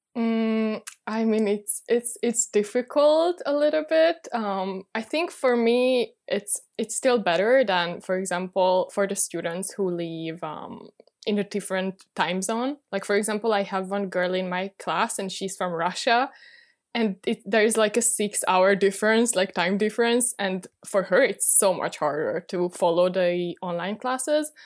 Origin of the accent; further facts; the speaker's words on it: Budapest, Hungary; moved away as an adult; now in Paris, France; I'm originally from Budapest, Hungary, but I moved to Paris last year